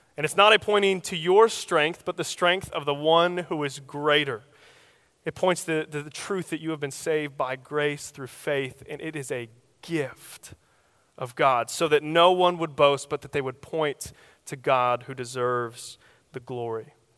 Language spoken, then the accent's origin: English; Oklahoma, United States; I'm from Oklahoma, so, uh, our common weather is tornadoes